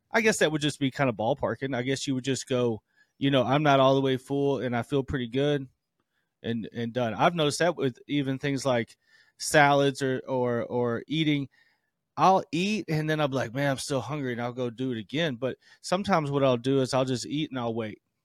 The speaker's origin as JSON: {"language": "English", "region": "the South", "country": "United States", "moved": "yes", "said": "I'm from the South"}